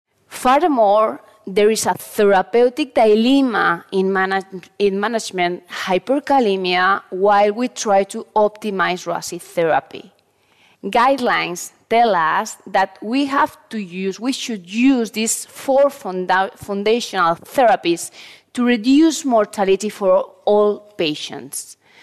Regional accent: Valencia, Valencian Community, Spain; I'm a cardiologist from Valencia, Spain, and a professor of the University of Valencia.

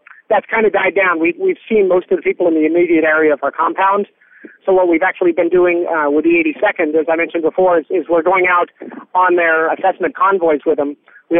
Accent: California, United States; so I'm kind of used to earthquakes. It comes along with being a Californian.

